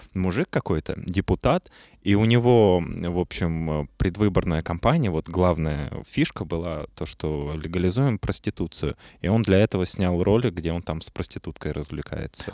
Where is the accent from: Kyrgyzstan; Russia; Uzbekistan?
Russia; я именно из России